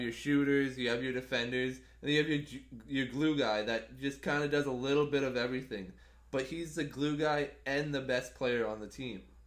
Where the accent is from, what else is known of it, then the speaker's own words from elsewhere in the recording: Canada; as a Canadian